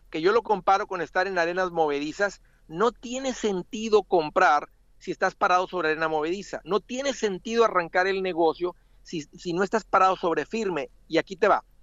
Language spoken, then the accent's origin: Spanish; Matamoros, Tamaulipas, Mexico; De Matamoros, Tamaulipas